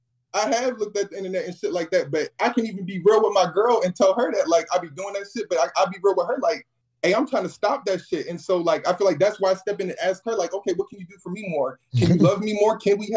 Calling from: Birmingham, Alabama, United States; man. I'm calling from Birmingham, Alabama.

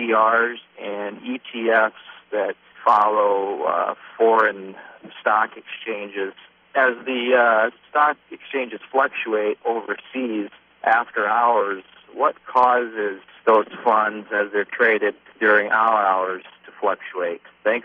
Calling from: Sioux Falls, South Dakota, United States; I'm calling from Sioux Falls, South Dakota.

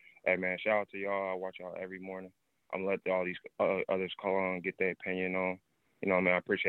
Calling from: California, United States; Remember I'm from the Bay.

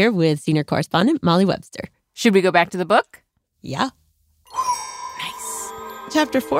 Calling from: London, United Kingdom

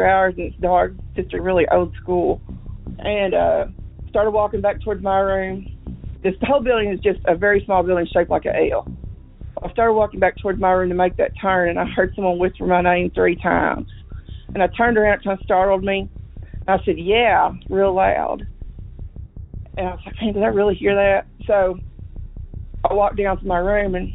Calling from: Missouri, United States; I'm calling from Missouri

